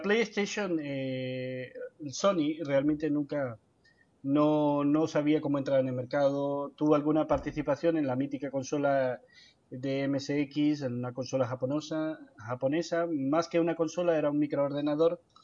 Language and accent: Spanish; Colombia; en mi país, yo vengo de Colombia